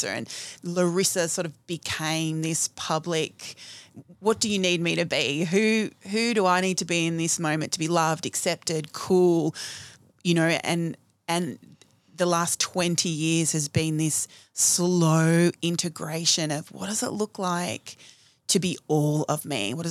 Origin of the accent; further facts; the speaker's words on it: New South Wales, Australia; I went back to my hometown. So I grew up in a rural country town in New South Wales.